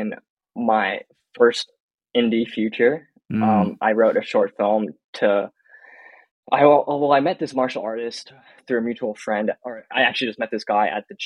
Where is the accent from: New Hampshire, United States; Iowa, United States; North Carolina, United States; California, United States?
California, United States; Palos Verdes; growing up in Palos, like around Palos Verdes